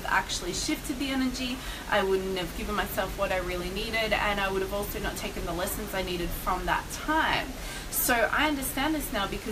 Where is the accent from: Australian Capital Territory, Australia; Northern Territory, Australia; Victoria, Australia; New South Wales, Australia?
Victoria, Australia; Melbourne; I was in Melbourne, which is my hometown, and I was staying with my parents at the time